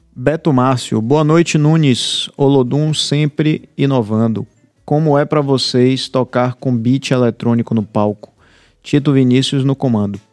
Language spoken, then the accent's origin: Portuguese; Bahia, Brazil; eu, como baiano